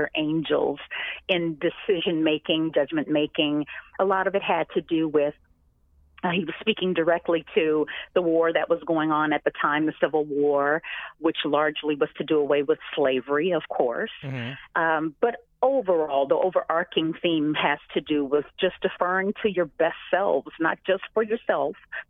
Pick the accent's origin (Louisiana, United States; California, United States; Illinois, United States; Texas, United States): Louisiana, United States; moved away; I'm from Louisiana originally